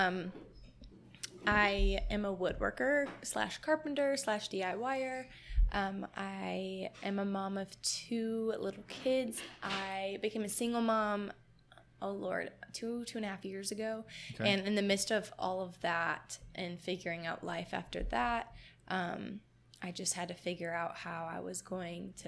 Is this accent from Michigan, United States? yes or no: yes; Michigan, United States; moved away; I grew up in Michigan.